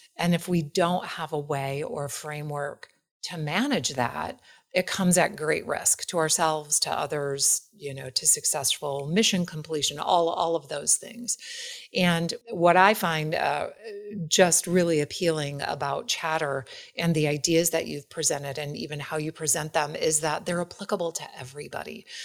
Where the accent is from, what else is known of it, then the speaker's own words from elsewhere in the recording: Wisconsin, United States; I'm from Wisconsin